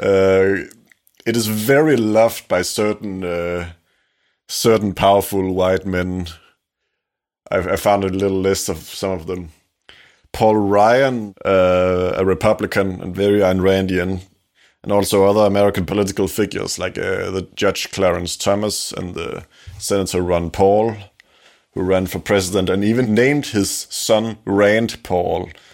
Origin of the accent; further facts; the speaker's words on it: Denmark; English is a second language; we are two young Danes, we're from Denmark.